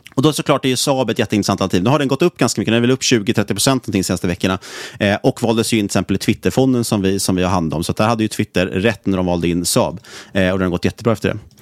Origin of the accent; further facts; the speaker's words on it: Sweden; som svensk